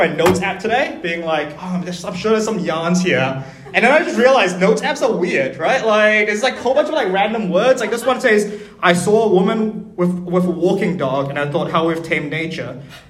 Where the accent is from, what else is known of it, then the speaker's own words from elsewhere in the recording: Auckland, New Zealand; also born or lived in Malaysia; I was born in Auckland. Then my family moved back to Malaysia when I was 3, and then we moved back here when I was 13, and I cried every day for my first year of being here in high school.